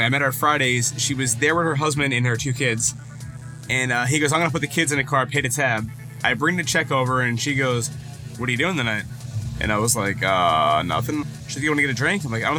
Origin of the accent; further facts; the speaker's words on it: Jupiter, Florida, United States; I was used to live in Jupiter. That's my hometown there.